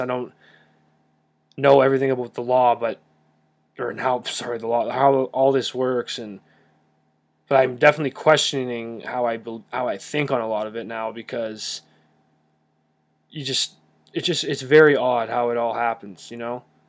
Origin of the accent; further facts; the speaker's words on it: Calgary, Alberta, Canada; I'm from Calgary